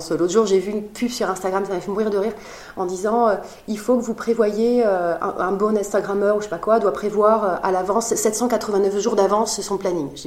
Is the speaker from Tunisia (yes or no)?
no; Biarritz, Nouvelle-Aquitaine, France; dans mon enfance, j'ai vécu à Biarritz, dans la même rue que la Surfrider Foundation.